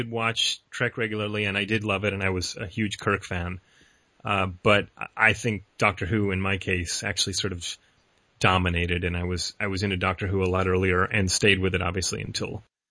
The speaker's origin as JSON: {"language": "English", "town": "Rochester", "region": "New York", "country": "United States", "tie": "born or raised there", "said": "I grew up in Rochester, New York"}